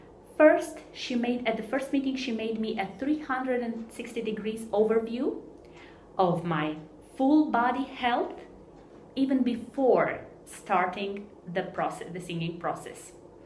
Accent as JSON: {"language": "English", "country": "Romania", "said": "I'm coming from Romania."}